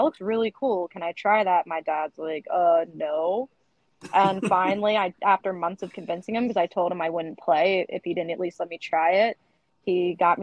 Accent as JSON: {"language": "English", "town": "West Chester", "region": "Pennsylvania", "country": "United States", "said": "I'm from one of the suburbs outside of Philly called Westchester"}